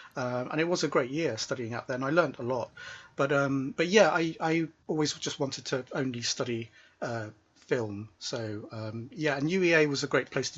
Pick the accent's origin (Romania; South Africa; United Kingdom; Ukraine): United Kingdom; Norwich, East of England; also born or lived in Stourbridge, West Midlands; Norwich is my home city, yeah. But I was actually born in the West Midlands.